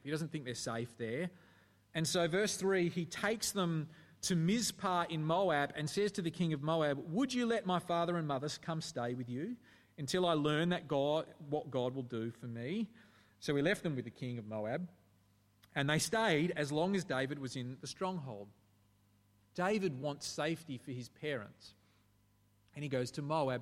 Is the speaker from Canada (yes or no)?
no; Australia